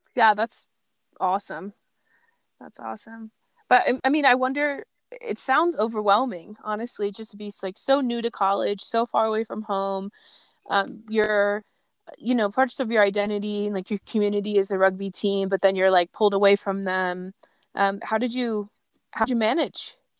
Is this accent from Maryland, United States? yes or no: yes; Baltimore, Maryland, United States; I grew up in Metro Baltimore too